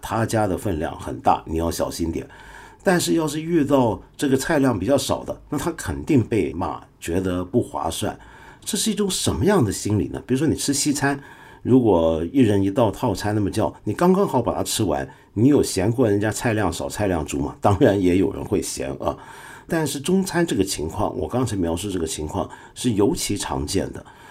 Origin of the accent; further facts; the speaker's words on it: Taiwan; moved away; 小时候在台湾读唐鲁孙先生的著作